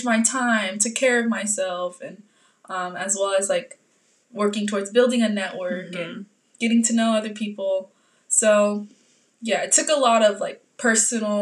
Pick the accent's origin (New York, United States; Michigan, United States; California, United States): California, United States; Oakland; also born or lived in Davis, California; I'm born and raised in East Oakland